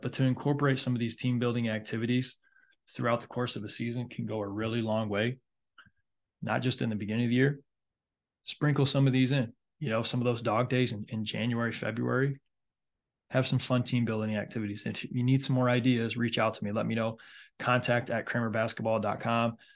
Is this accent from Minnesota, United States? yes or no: no; Michigan, United States; now in Myrtle Beach, United States; my home state of Michigan